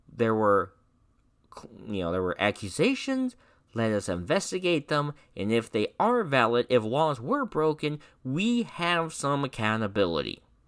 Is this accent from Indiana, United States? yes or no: yes; Indiana, United States; my home state of Indiana